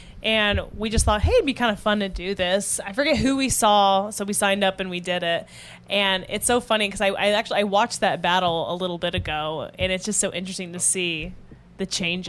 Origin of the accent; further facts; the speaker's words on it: Indiana, United States; now in Chicago, United States; I'm from Indiana.